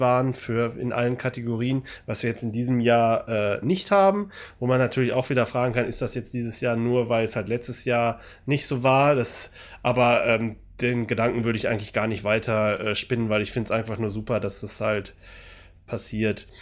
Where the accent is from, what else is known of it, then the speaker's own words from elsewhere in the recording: Germany; wir Deutschen